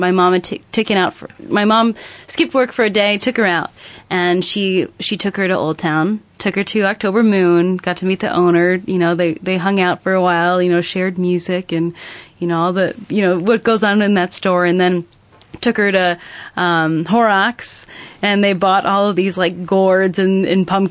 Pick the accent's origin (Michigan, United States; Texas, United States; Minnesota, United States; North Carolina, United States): Michigan, United States; Lansing; I grew up in the Lansing area